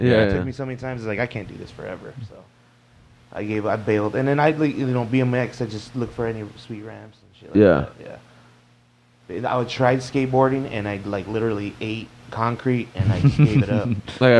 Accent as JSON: {"language": "English", "town": "Tucson", "region": "Arizona", "country": "United States", "tie": "born or raised there", "said": "I'm from Tucson, Arizona."}